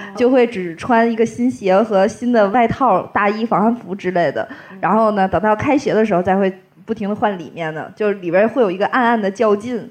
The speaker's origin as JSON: {"language": "Chinese", "region": "Tianjin", "country": "China", "also_born_or_lived": "Zhangjiakou, Hebei", "said": "我们天津人都是相声 M T V"}